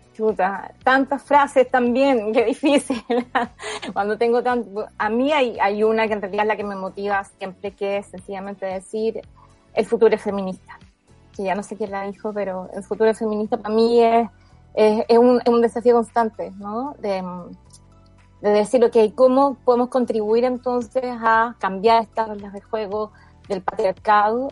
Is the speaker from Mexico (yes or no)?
no; Chile